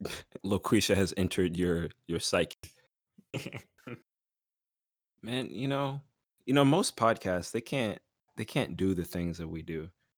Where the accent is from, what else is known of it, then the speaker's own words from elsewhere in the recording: Austin, Texas, United States; He lives in my hometown.